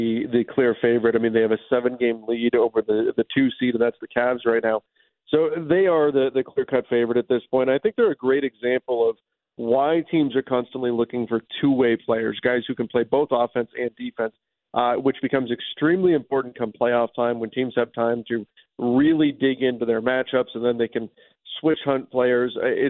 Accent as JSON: {"language": "English", "region": "Southern California", "country": "United States", "tie": "born or raised there", "said": "I grew up in Southern California around the team."}